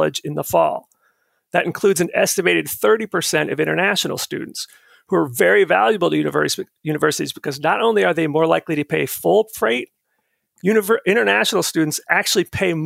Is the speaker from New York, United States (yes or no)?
no; Florida, United States; moved away as an adult; also born or lived in Minnesota; now in Virginia, United States; My first year of college after growing up in Florida was in Minnesota